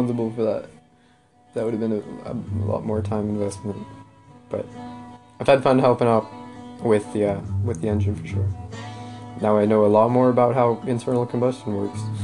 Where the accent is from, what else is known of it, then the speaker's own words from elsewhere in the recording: Canada; moved away; I'm Canadian